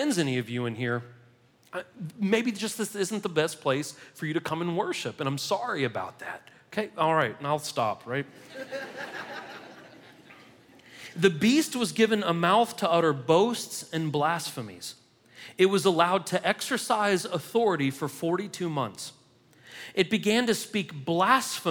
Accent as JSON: {"language": "English", "country": "United States", "said": "we're Americans"}